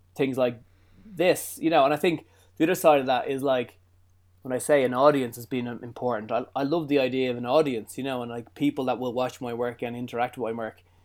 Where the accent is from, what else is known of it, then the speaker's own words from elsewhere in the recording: Ireland; I'm Irish